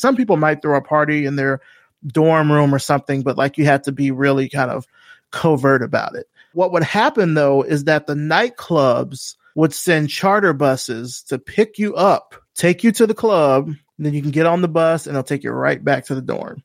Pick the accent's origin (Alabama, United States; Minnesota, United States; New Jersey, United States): Alabama, United States; Selma; moved away as an adult; telling people I was from Selma